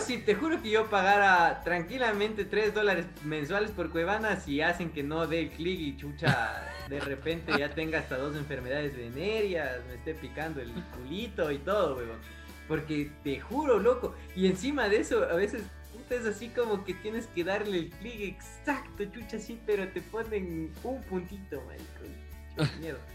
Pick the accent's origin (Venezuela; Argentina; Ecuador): Ecuador; ecuatoriano que vio películas en el 8